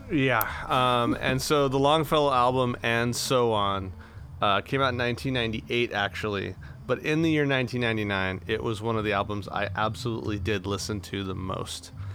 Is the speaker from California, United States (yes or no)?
yes; Imperial Valley, California, United States; where I grew up in the Imperial Valley